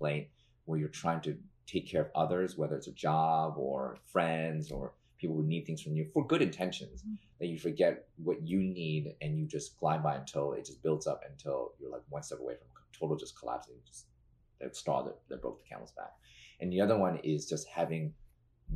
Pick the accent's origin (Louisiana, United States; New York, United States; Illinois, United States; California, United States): New York, United States; New York City; as a New Yorker